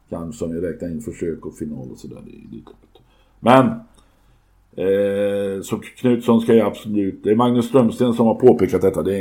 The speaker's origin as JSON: {"language": "Swedish", "town": "Arvika", "region": "Värmland", "country": "Sweden", "said": "Hur ska de då veta att jag är från Arvika?"}